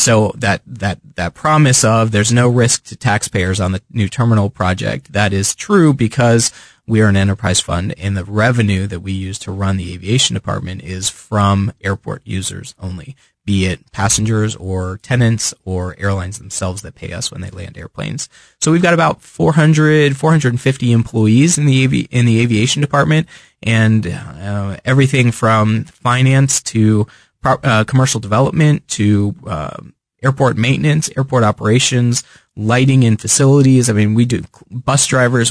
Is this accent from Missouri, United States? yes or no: no; Fairfax County, Virginia, United States; now in Kansas City, United States; I grew up on the East Coast. I was born, uh, just outside Washington, D C, on the Virginia side and lived almost all my life. Grew up grew up there